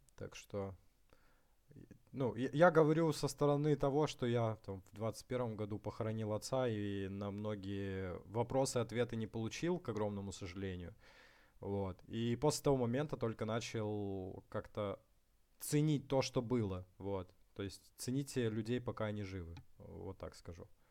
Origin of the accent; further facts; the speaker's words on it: Far North, Russia; я сам с Крайнего Севера, с небольшого, э, поселка